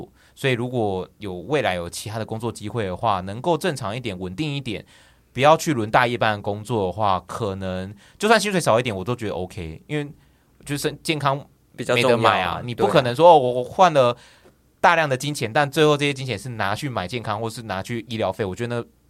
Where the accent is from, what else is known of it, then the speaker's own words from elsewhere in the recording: Taichung, Taiwan; moved away as an adult; now in Taipei, Taiwan; 呃，我是台中人，然后。我为什么会选择来台北？